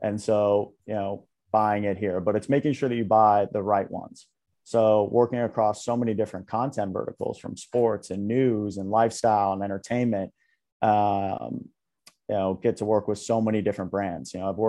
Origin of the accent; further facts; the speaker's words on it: New York, United States; So I grew up around the New York area, about 45, 50 minutes outside of Manhattan.